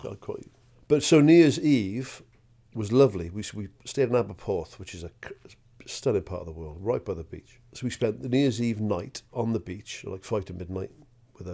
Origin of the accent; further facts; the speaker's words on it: Welsh, Wales, United Kingdom; a Welsh bloke